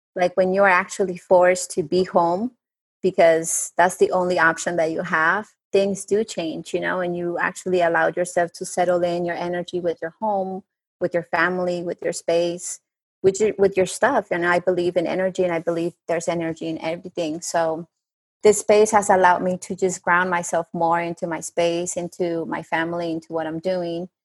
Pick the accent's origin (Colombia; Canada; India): Colombia; Bogota; English is a second language; now in United States; I'm originally from Bogota, Colombia. So I do have sometimes of an accent